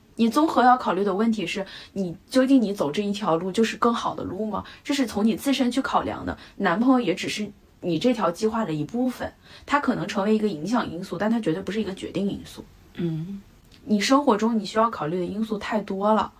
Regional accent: China; moved away as an adult; now in United Kingdom; 我们中国人

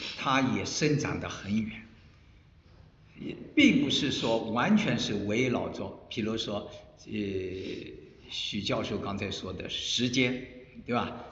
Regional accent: Shanghai, China; 这个也是我们上海人啊

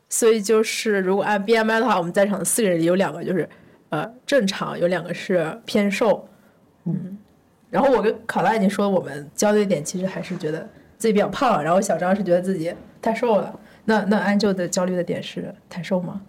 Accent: northern China, China; 我是一个北方人

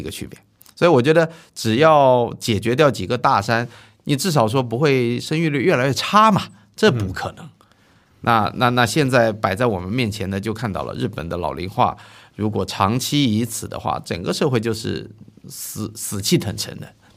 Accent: Zhejiang, China; moved away; 到我老家，你去跟浙江一些地方

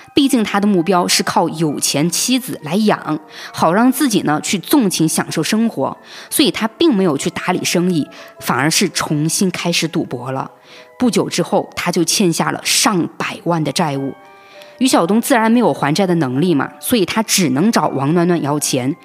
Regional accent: Hong Kong; 我们香港这边的版本

